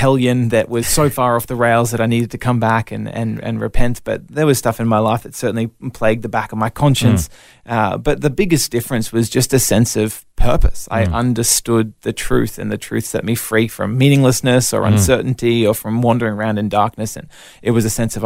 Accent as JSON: {"language": "English", "town": "Brisbane", "region": "Queensland", "country": "Australia", "tie": "born or raised there", "also_born_or_lived": "Melbourne, Victoria", "said": "moved up to Brisbane with the family where we've been ever since"}